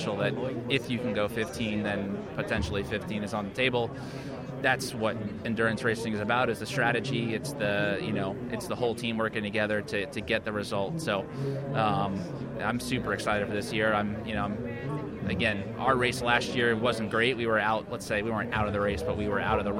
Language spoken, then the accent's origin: English; United States; being an American